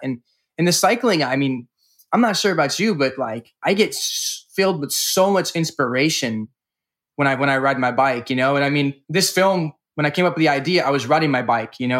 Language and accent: English; California, United States; From California.